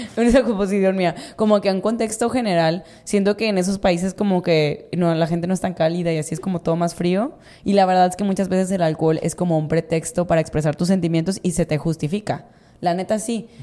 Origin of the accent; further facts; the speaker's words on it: Mazatlán, Sinaloa, Mexico; Yo soy de Mazatlán